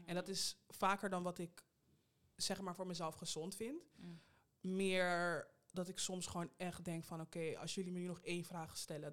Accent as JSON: {"language": "Dutch", "town": "Rotterdam", "region": "South Holland", "country": "Netherlands", "tie": "born or raised there", "moved": "as an adult", "lives_now": "Amsterdam, Netherlands", "said": "ben in Amsterdam geboren en in Rotterdam opgegroeid"}